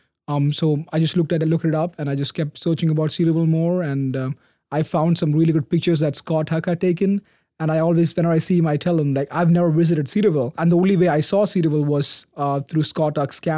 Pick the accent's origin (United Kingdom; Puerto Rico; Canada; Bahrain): Bahrain; moved away as an adult; also born or lived in Middle East / India; now in United States; I was born and raised on the small, beautiful island called Bahrain off the coast of Saudi Arabia and Qatar. That's where my family moved from India there.